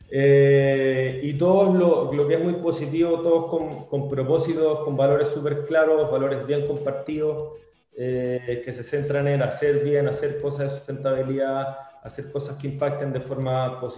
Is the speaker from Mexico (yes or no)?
no; Venezuela; now in Chile; empecé, bueno, normal, en el fondo un venezolano acá acá en Chile, empecé a a conocer la cultura chilena, perdí mi acento y ahora ya me considero chile solano, la verdad Chile me encanta